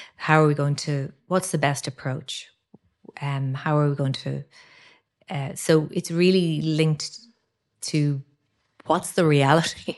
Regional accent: Ireland; characteristics we have as Irish people.

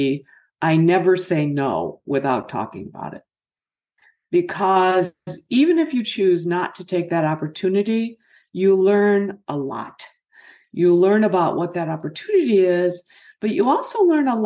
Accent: Michigan, United States; my folks ended up here in Michigan

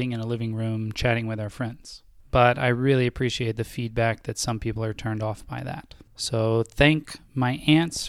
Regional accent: Athens, Georgia, United States; we are both from Athens, Georgia

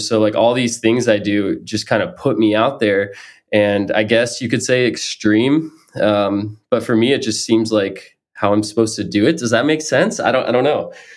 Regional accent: Florida, United States; now in Maine, United States; I grew up in Florida

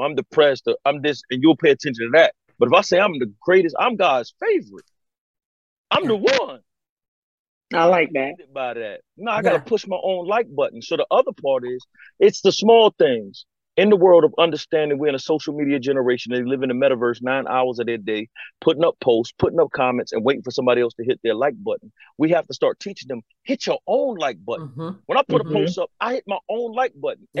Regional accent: Conway, South Carolina, United States; moved away as an adult; I'm from Conway, South Carolina, 1721 Highland Avenue to be exact. I am from the alma mater Conway High School

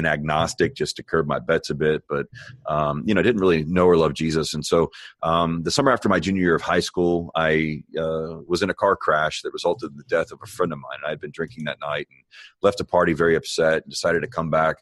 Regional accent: Miami, Florida, United States; now in Texas, United States; I was born in Miami, Florida

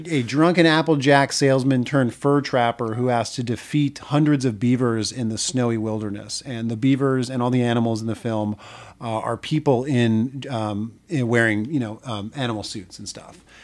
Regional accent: New Jersey, United States; moved away; I grew up in New Jersey

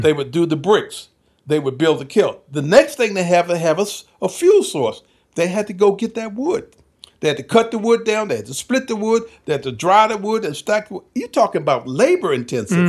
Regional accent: South Carolina, United States; moved away; also born or lived in Henderson, North Carolina; We're from South Carolina

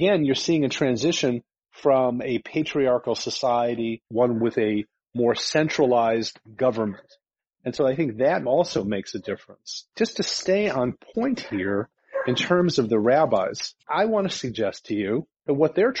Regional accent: Cleveland, Ohio, United States; I grew up in Cleveland, and in Cleveland they had corporal punishment

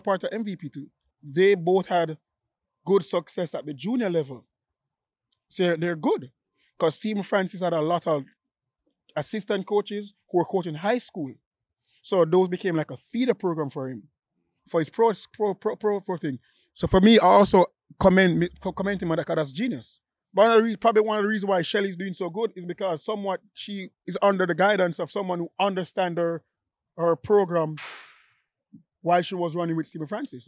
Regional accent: Jamaica; I'm still Jamaican.

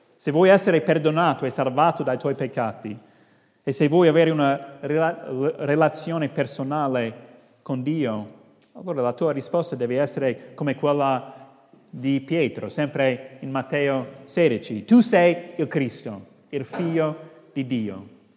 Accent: United States; now in Rome, Italy; sono statunitense ma sono in Italia da tanti anni

